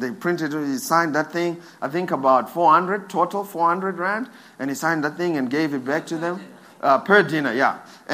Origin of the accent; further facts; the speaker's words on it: Zimbabwe; I'm from Zim.